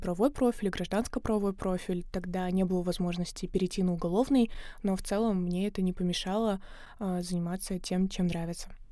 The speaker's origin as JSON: {"language": "Russian", "region": "Samara Oblast", "country": "Russia", "tie": "born or raised there", "also_born_or_lived": "Saint Petersburg", "moved": "as an adult", "said": "я из Самарской области, и в 17 лет, когда я закончила школу, приехала в Питер"}